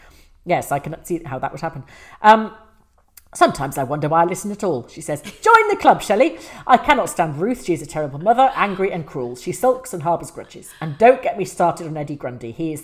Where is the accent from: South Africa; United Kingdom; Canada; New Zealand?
New Zealand; But I'm from New Zealand and wanted you to know that your reach is all the way down to south in the Antipodes, or at least the Kiwi part.